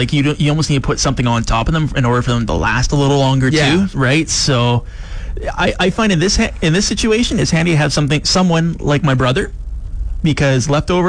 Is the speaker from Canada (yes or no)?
yes; Calgary, Alberta, Canada; And I'm a huge fan of the Calgary Hitmen of the Western Hockey League. That's my hometown team.